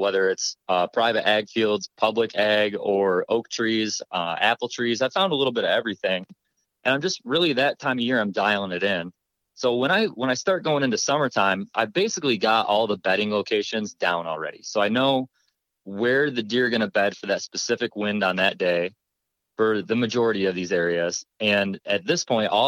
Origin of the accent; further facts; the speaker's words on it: New York, United States; moved away as an adult; now in Ohio, United States; I'm from New York originally